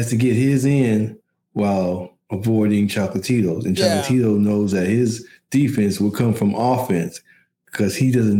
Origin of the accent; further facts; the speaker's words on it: Midwest, United States; I'm from the Midwest.